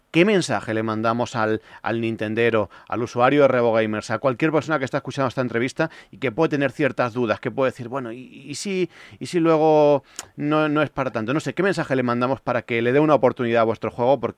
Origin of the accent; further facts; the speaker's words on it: Andalusia, Spain; pero yo soy de Andalucía y, a mí sí que me cuesta trabajo este tipo de cosas.